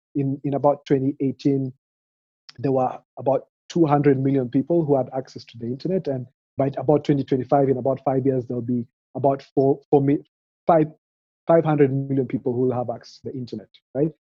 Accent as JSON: {"language": "English", "country": "Kenya", "tie": "born or raised there", "said": "I grew up here in Kenya, so was born in a small peri-urban town"}